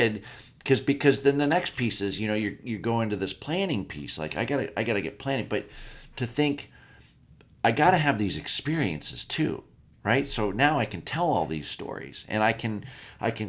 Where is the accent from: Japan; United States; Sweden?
United States; Erie, Pennsylvania; I grew up in Erie, Pennsylvania